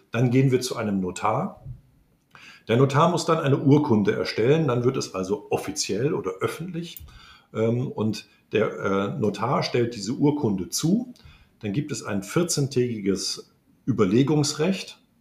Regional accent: Lüneburg, Lower Saxony, Germany; now in Frankfurt, Germany; Tja, ich bin äh, gebürtiger Lüneburger, also bin ich ja eigentlich äh, Niedersachse und damit eigentlich auch Preuße.

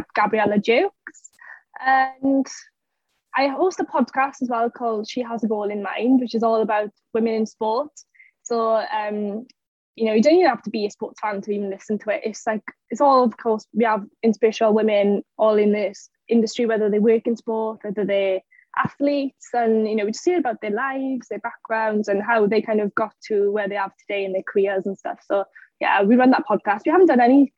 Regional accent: Welsh, Wales, United Kingdom; I'm like so passionate about Wales and being Welsh

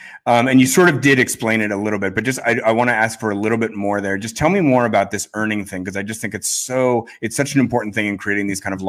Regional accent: Worcester, Massachusetts, United States; So Caroline, you and I are like about the same age. We graduated from Brown at the same time. And like, you're from Cape Cod, I'm from Worcester, Mass.

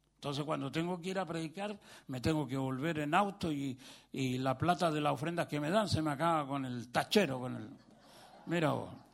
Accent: Chile; vengo de Chile

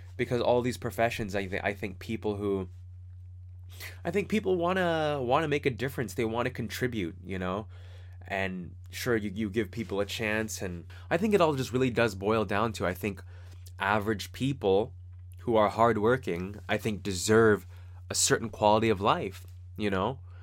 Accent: Fremont, California, United States; from Fremont and the kinds of people that I grew up with in Fremont

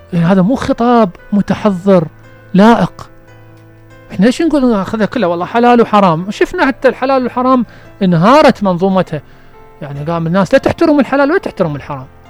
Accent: Basra Governorate, Iraq; احنا بالبصرة

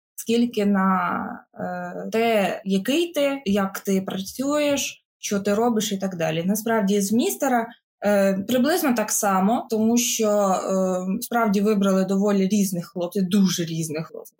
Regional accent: Ukraine; студент, який приїхав з України

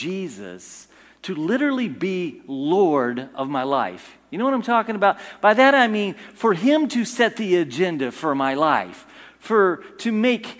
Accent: United States; I'm an American

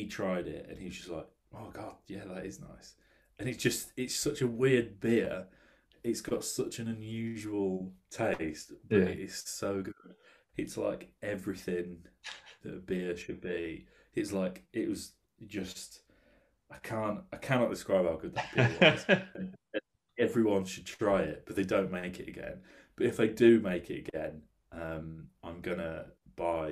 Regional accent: United Kingdom; I'm from the Midlands, and, you know, the Coors factory is there in Burton, where I went to college

